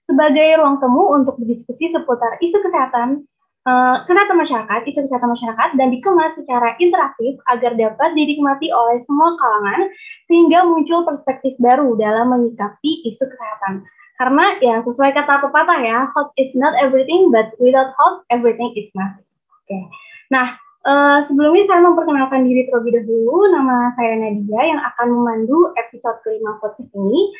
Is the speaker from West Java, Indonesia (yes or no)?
no; Palembang, South Sumatra, Indonesia; now in Siau Tagulandang Biaro, Indonesia; um, asal kotanya sih dari Palembang.